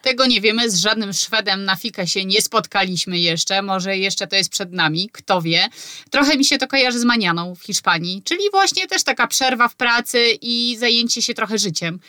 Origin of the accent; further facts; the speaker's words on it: Poland; moved away as an adult; now in Sweden; Ja na przykład pochodzę z małego miasta i u mnie na spokojnie się mówiło